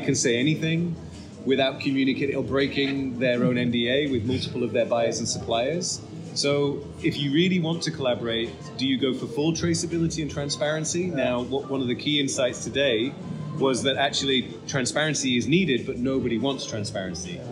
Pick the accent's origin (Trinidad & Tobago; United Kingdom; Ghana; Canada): United Kingdom; now in Netherlands; I'm actually British